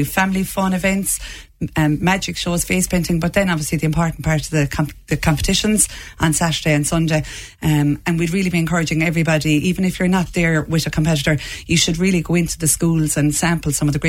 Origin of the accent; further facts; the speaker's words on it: Lismore, Munster, Ireland; So I'm from West Waterford in Lismore, and we had a cultist branch there in Ballyduff.